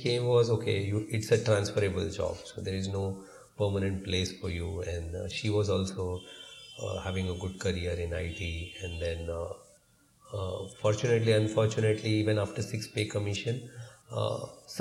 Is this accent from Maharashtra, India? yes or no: yes; Mumbai, Maharashtra, India; we are primarily from Bombay, born and brought up here